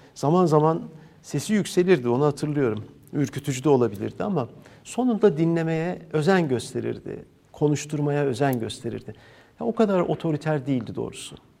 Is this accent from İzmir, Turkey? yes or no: yes; İzmir, Turkey; İzmirliyim ben